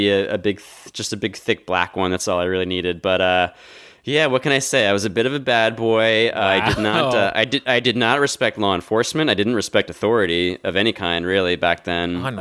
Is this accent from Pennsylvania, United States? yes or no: yes; Philadelphia, Pennsylvania, United States; My hometown star player Joel Embiid